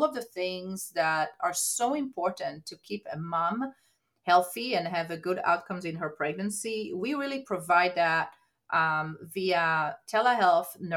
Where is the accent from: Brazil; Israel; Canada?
Israel; moved away as an adult; now in United States; So I'm actually born and raised in Israel, came to the United States to pursue my career